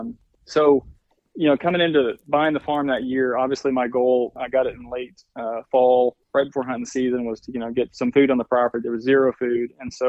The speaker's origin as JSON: {"language": "English", "region": "Arkansas", "country": "United States", "tie": "born or raised there", "said": "we'd had a family farm that I grew up on in Arkansas."}